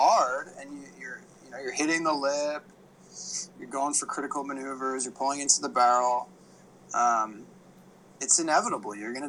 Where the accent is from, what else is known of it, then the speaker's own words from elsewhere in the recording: Hawaii, United States; also born or lived in East Coast, United States; growing up in Hawaii